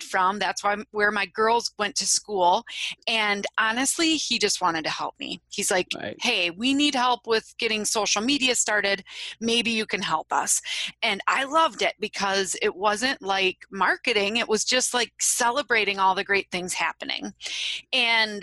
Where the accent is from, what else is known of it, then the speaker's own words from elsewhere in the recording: Wisconsin, United States; I am from Wisconsin. You might be able to tell that from my accent